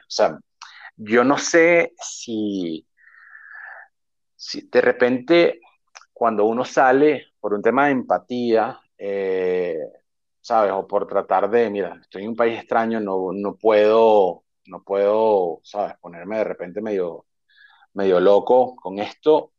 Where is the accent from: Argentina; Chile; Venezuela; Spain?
Venezuela; moved away as an adult; also born or lived in Ecuador / Maldives / United States; su identidad como venezolano.